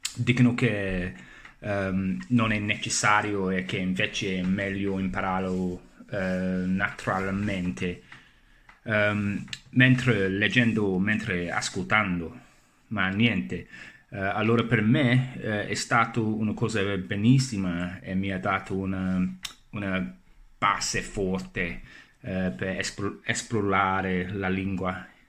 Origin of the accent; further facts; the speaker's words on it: England, United Kingdom; Italian is a second language; sono inglese e sto imparando la lingua italiana da circa 4 eh, anni